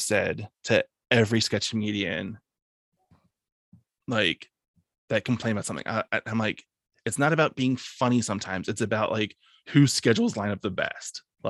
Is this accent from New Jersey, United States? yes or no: no; Philadelphia, Pennsylvania, United States; But at the same time, I'm Philadelphian.